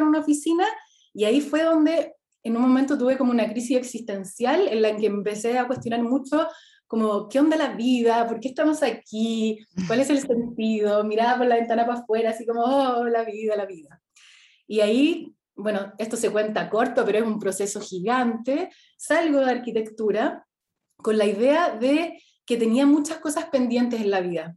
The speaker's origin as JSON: {"language": "Spanish", "town": "Temuco", "region": "Araucanía", "country": "Chile", "tie": "born or raised there", "also_born_or_lived": "Santiago", "moved": "as an adult", "said": "Yo nací en Temuco, estudié, me, vine a Santiago a estudiar arquitectura"}